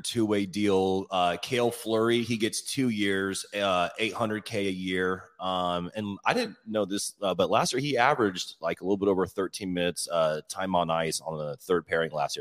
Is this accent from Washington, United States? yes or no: yes; Olympia, Washington, United States; moved away; I'm from Olympia slash Lacey.